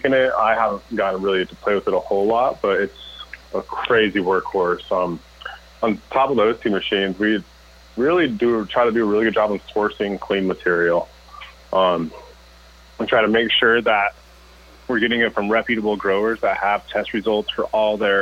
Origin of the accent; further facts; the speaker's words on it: Colorado, United States; moved away as an adult; now in Oklahoma, United States; born and raised in Colorado